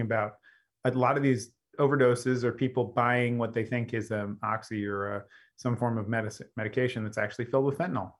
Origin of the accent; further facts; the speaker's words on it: Los Angeles, California, United States; my hometown in Los Angeles